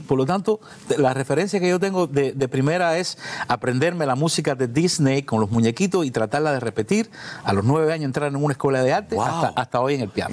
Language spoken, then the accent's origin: Spanish; Matanzas, Cuba; moved away; Soy del centro de Matanza, de Pueblo Nuevo, en la calle de las Mercedes